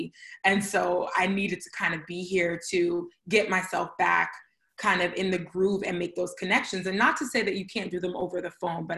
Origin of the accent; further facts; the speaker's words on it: New York City, New York, United States; moved away as an adult; also born or lived in Atlanta, Georgia; I am born and raised in Brooklyn, New York.